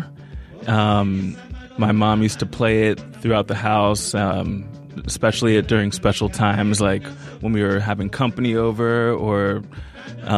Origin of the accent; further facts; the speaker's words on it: Philadelphia, Pennsylvania, United States; And I was born in Philadelphia